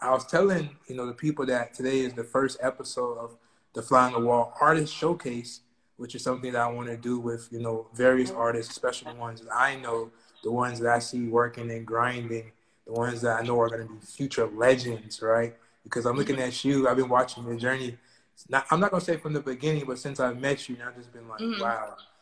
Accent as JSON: {"language": "English", "area": "Broward County", "region": "Florida", "country": "United States", "said": "I'm from Broward."}